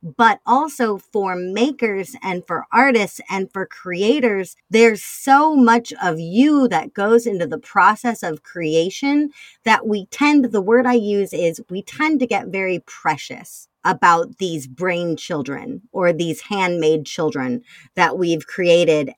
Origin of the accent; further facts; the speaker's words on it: Chicago, Illinois, United States; I'm a Chicagoan.